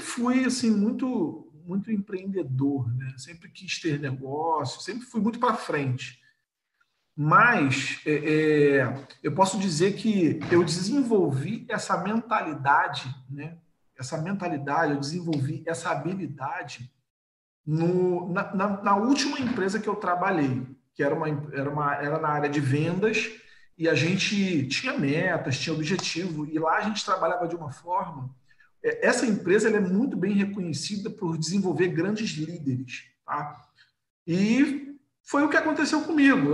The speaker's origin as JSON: {"language": "Portuguese", "region": "Rio de Janeiro", "country": "Brazil", "said": "eu sou do Rio de Janeiro"}